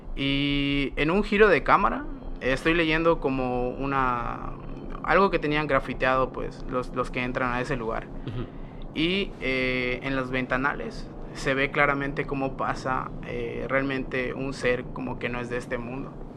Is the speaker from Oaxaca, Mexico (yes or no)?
no; Mérida, Yucatán, Mexico; soy explorador urbano de Mérida, Yucatán.